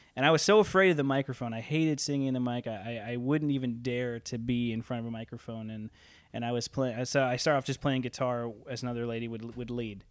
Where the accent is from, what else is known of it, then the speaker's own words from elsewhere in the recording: Elgin, Illinois, United States; also born or lived in Toronto; now in Orville; I grew up in Elgin, Illinois